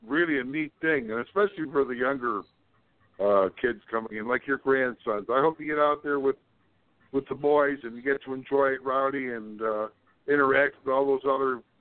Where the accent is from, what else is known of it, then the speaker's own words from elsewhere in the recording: Chicago, Illinois, United States; my hometown